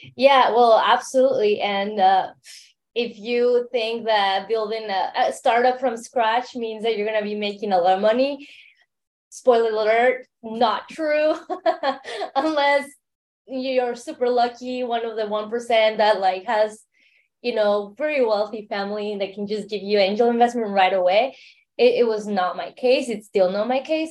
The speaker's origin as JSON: {"language": "English", "region": "Mexico City", "country": "Mexico", "tie": "born or raised there", "accent": "Mexican", "moved": "yes", "lives_now": "San Francisco, United States", "said": "I am based in San Francisco to begin, but I grew up in Mexico City. So um, you hear that accent, it's Mexican accent"}